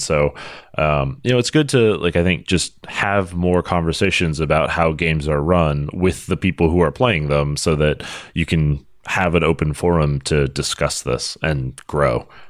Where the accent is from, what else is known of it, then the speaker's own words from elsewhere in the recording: United States; as an American